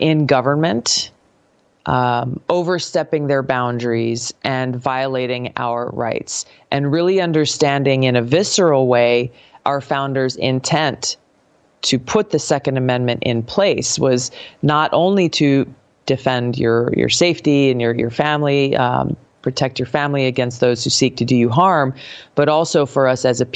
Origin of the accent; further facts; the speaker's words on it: Hawaii, United States; growing up in Hawaii